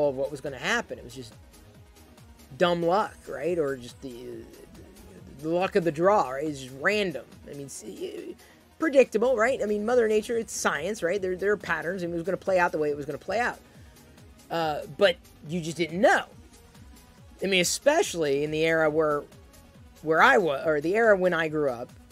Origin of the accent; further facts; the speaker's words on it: Midwest, United States; moved away; I grew up in the Midwest